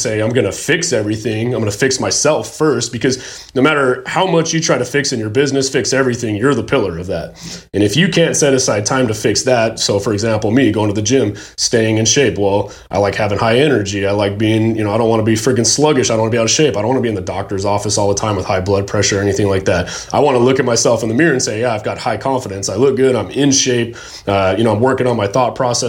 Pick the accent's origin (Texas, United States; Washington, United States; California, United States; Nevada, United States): Nevada, United States; Las Vegas; So when I grew up, we grew up in Vegas. That's where I was born and raised